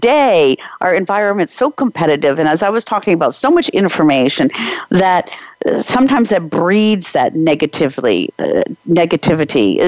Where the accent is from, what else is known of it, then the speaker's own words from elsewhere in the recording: Czechia; I'm from the Czech Republic